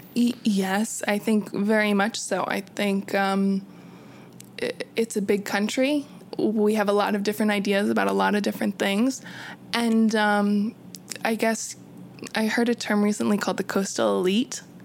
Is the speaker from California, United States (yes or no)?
yes; California, United States; moved away as an adult; now in New York City, United States; I am originally from California